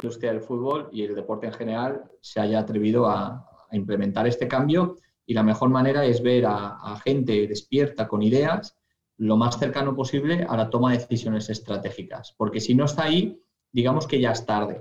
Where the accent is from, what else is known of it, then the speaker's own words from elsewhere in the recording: Valencia, Valencian Community, Spain; soy de Valencia y del Valencia, como has dicho, de, toda la vida. Eh, entonces, yo además crecí y nací a, tres calles del estadio